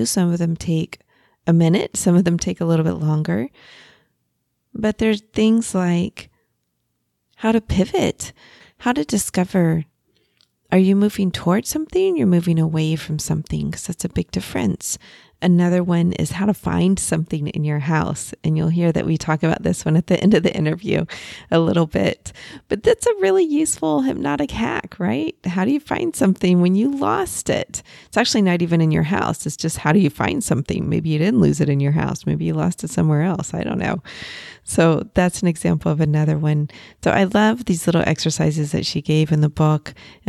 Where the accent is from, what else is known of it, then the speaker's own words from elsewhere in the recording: Texas, United States; We're both originally from Texas, so you seem to just get a vibe sometimes with people from your home state, right?